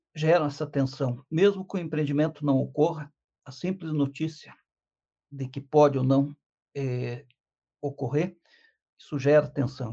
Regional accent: Curitiba, Paraná, Brazil; um curitibano nato

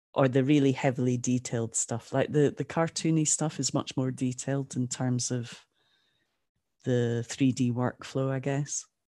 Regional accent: Aberdeen, Scotland, United Kingdom; also born or lived in Jamaica / Ottawa; Aberdeen where I'm from

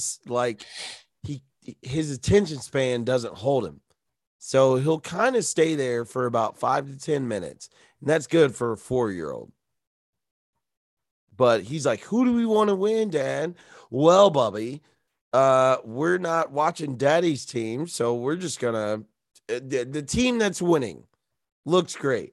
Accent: Ohio, United States; We're from Ohio

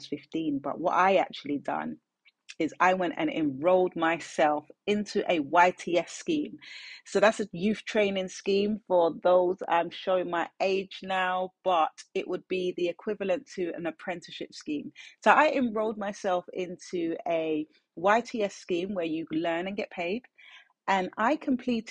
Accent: London, United Kingdom; I'm born and raised in South London. So I'm a South London girl.

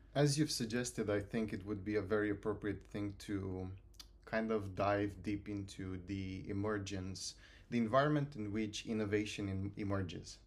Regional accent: Romania; moved away as an adult; now in Bristol, United Kingdom; I come from Romania. Uh, I've been here, like, a couple of years in the U K

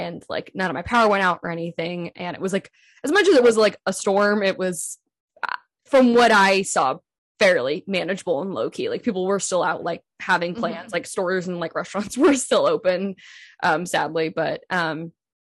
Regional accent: California, United States; moved away as an adult; also born or lived in Seattle; being born and raised in California

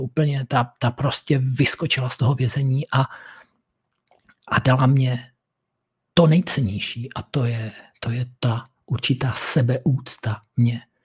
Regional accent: Moravia, Czechia; u nás na Moravě

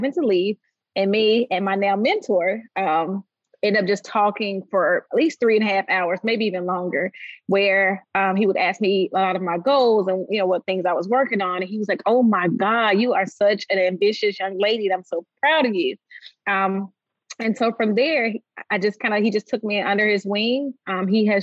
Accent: Nashville, Tennessee, United States; I'm Nashville native, so I grew up here in Nashville

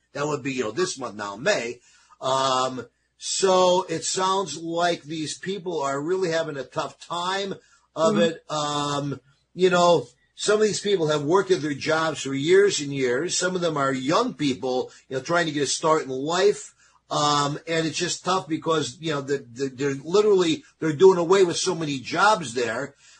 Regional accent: East Coast, United States; we're Italians. I'm Italian from the East Coast.

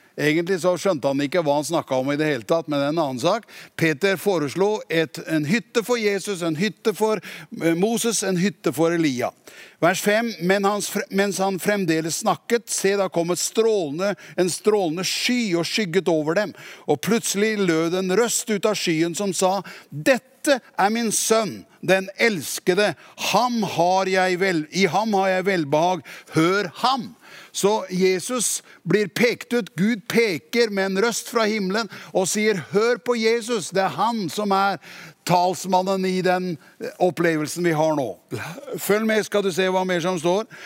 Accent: Tune, Østfold, Norway; jeg er fra Tune

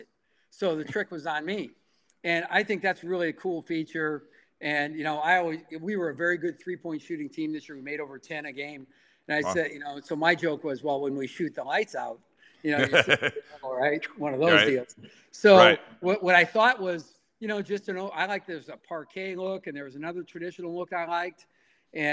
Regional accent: Midwest, United States; moved away as an adult; now in San Jose, United States; when I grew up in the Midwest

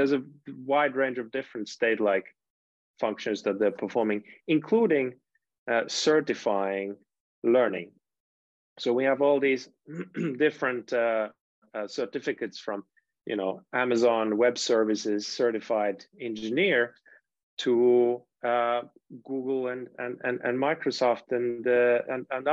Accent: Finland; moved away; I'm from Finland originally

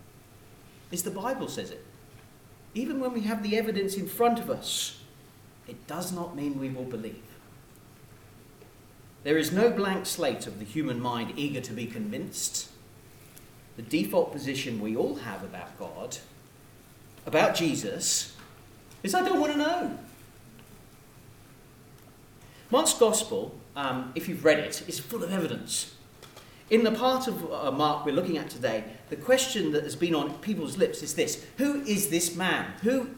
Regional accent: United Kingdom; I'm British

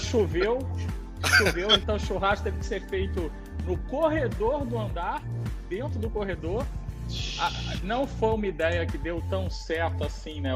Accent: São Gonçalo, Rio de Janeiro, Brazil; now in Niterói, Brazil; eu nasci em São Gonçalo, nasci em São Gonçalo, hoje moro em Niterói

